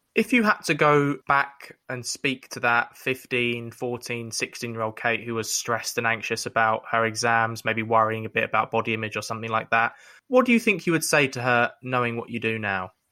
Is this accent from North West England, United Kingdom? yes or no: no; London, United Kingdom; growing up in North East London